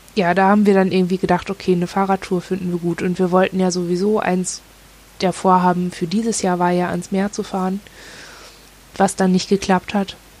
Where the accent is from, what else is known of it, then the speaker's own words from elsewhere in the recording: Northern Germany, Germany; moved away; Und wir kommen halt aus dem Norden